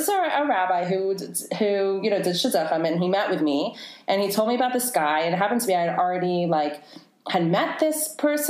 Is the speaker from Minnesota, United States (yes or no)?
no; Atlanta, Georgia, United States; now in Cleveland, United States; growing up in Atlanta, Georgia